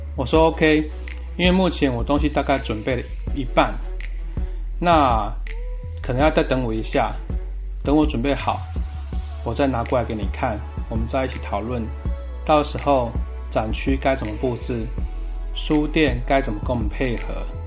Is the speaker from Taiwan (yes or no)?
yes; Taoyuan, Taiwan; 我本身是桃园人